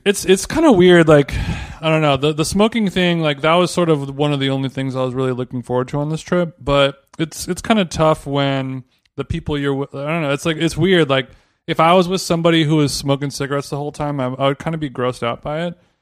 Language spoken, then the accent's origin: English; United States; we're American